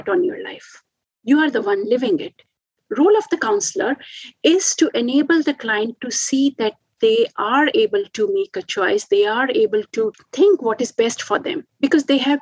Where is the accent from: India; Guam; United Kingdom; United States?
India; now in Australia; I'm from India